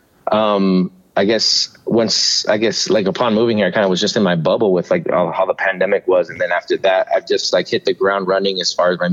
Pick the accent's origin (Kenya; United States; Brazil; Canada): United States; Miami, Florida; moved away as an adult; also born or lived in Maui, Hawaii; now in Tucson, United States; I was actually born and raised in Miami, Florida